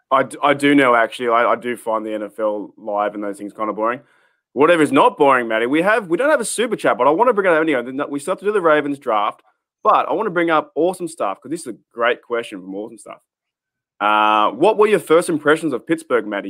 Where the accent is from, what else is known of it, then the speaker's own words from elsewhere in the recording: Australia; as an Australian fan, coming from so far away